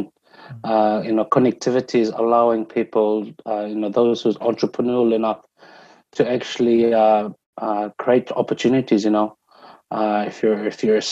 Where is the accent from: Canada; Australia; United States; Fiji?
Fiji; moved away; back home in Fiji